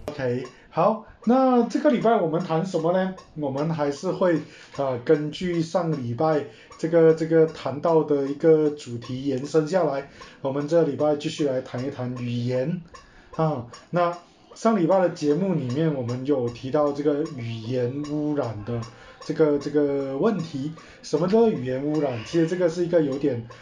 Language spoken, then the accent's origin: Chinese; Malaysia; 我们马来西亚人讲话的方式